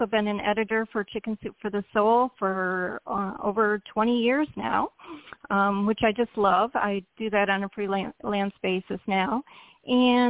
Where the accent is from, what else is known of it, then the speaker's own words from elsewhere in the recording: Michigan, United States; moved away as an adult; now in South Florida, United States; I was born in Michigan, and I always felt like I was a little bit misplaced in Michigan because I hate cold weather. I never seem to be able to warm up. So I stayed in Michigan until I graduated from Michigan State